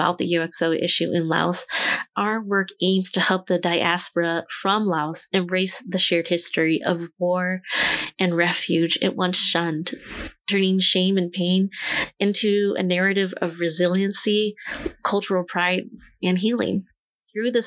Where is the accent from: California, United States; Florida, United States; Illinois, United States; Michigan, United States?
California, United States; I'm Hmong American, and I was born and raised here in California